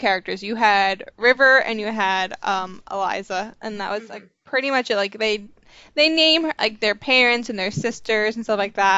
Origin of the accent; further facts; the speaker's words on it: Long Island, New York, United States; also born or lived in Mississippi; I grew up on Long Island, New York, but I grew up in a relatively small town